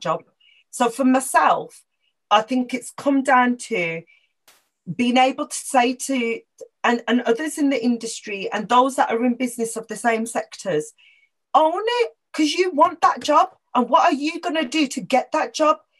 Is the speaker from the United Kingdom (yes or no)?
yes; Wolverhampton, West Midlands, United Kingdom; also born or lived in Birmingham; as a Punjabi Sikh girl growing up in Wolverhampton